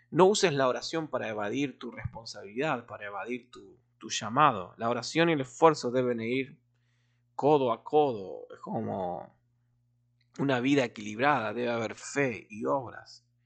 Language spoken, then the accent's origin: Spanish; Argentina; Eh, como buen argentino tomando mate